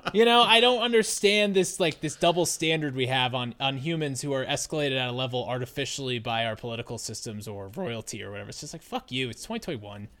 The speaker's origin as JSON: {"language": "English", "country": "United States", "said": "I'm an American."}